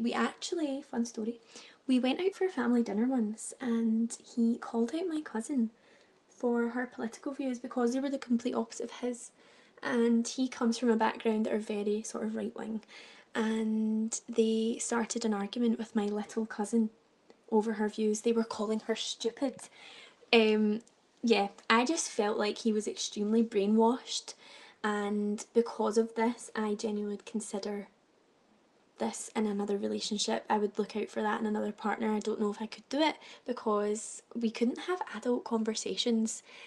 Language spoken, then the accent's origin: English; Glasgow, Scotland, United Kingdom; I am from Glasgow